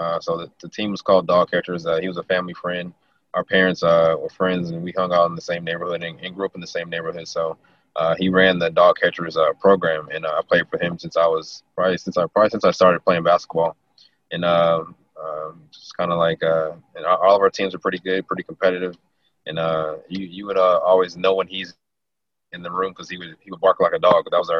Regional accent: Las Vegas, Nevada, United States; born or raised there

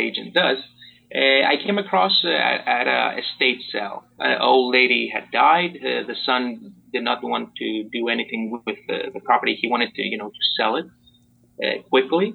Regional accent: Greece; moved away as an adult; also born or lived in Port Orange, Florida, United States; now in Miami Beach, United States; I'm pretty much an immigrant since I was born and raised in Greece

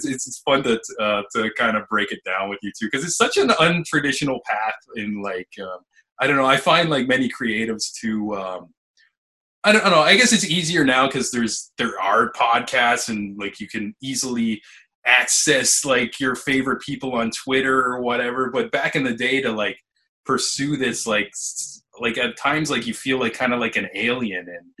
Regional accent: Niagara, Ontario, Canada; born or raised there

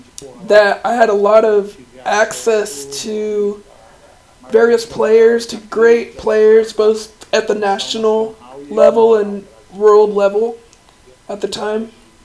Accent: Rio de Janeiro, Brazil; Yeah, Brandon, I'm originally from Rio. I was born in Rio de Janeiro.

